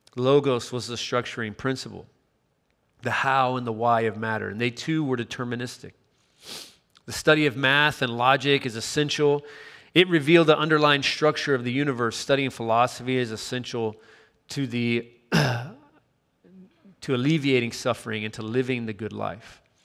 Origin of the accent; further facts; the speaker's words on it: Chattanooga, Tennessee, United States; moved away; also born or lived in Miami; growing up in my hometown in Chattanooga, Tennessee